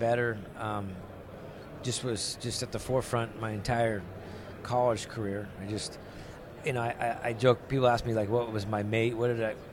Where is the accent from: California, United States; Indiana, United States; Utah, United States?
California, United States; Santa Fe Springs; I grew up in Southern California